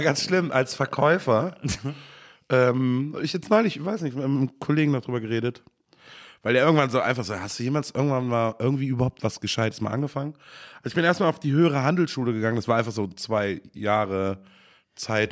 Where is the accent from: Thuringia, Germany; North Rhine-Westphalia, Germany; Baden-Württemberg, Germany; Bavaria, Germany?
North Rhine-Westphalia, Germany; Bad Honnef; born or raised there; also born or lived in Cologne / Bad Godesberg